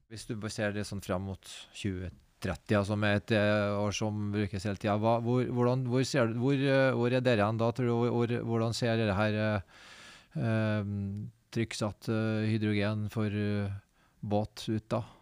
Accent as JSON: {"language": "Norwegian", "town": "Trondheim", "region": "Trøndelag", "country": "Norway", "said": "Jeg kommer fra Trondheim"}